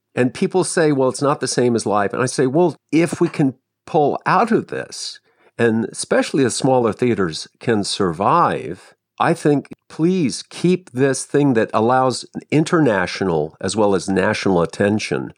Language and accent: English; Westerville, Ohio, United States; I grew up in Westerville